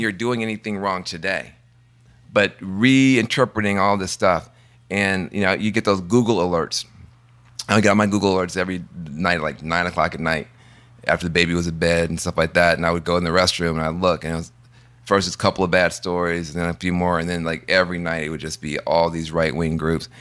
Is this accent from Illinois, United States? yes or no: no; Tennessee, United States; I'm from Tennessee